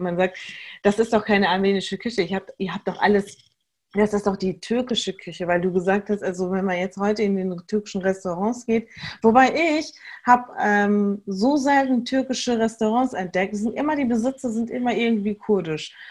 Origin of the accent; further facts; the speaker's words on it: Germany; Wir als hier in, in Deutschland Geborene